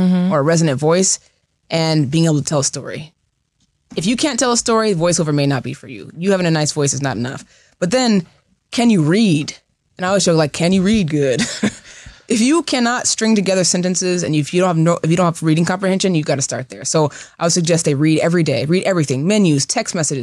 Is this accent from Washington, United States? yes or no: yes; Seattle, Washington, United States; now in Los Angeles, United States; I'm from the West Coast. I'm from Seattle.